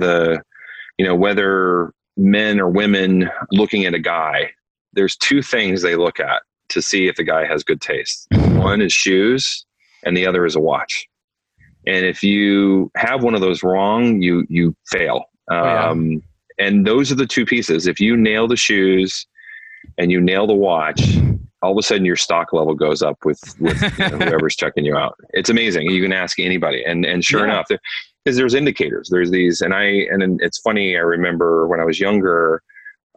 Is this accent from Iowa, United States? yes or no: yes; Iowa, United States; moved away; also born or lived in New York; I grew up in Iowa.